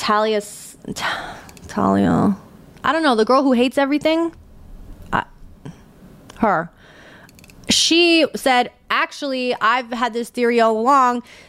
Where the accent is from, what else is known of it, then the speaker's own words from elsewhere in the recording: New York, United States; accent: New York; I'm from New York